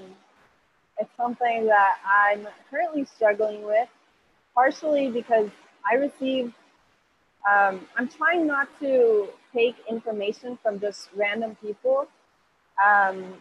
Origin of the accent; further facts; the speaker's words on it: Hillsborough, North Carolina, United States; English is a second language; now in Costa Rica; I'm from Costa Rica. I'm currently living in Costa Rica